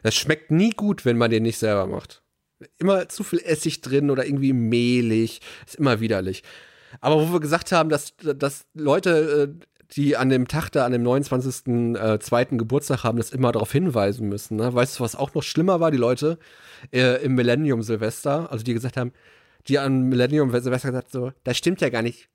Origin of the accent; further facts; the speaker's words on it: Ruhr area, North Rhine-Westphalia, Germany; bei uns im Ruhrgebiet